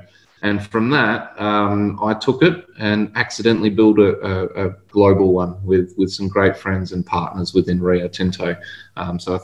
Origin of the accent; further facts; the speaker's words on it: Pilbara, Western Australia, Australia; I'm born and bred in the Pilbara